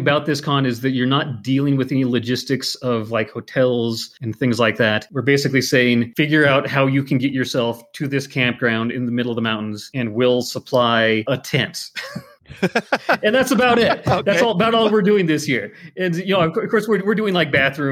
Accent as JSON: {"language": "English", "region": "Montana", "country": "United States", "tie": "born or raised there", "said": "Growing up in Montana"}